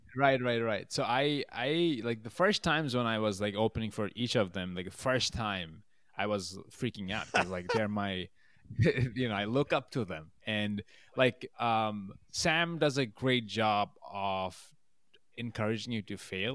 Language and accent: English; Bangladesh; moved away as an adult; also born or lived in Massachusetts / Albany, New York; now in New York, United States; I was born and raised in Bangladesh, and then I moved here for college when I was eighteen